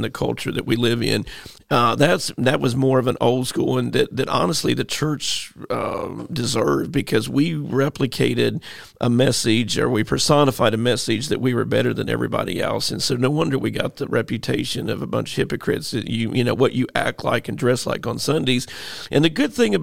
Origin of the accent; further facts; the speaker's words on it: St. Louis, Missouri, United States; I grew up there. That's like my hometown